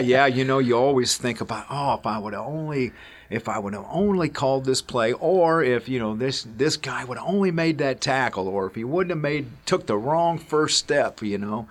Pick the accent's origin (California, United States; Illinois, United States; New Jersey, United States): Illinois, United States; Alton; I played here, it's my hometown, and, you know, I, I get to come to my high school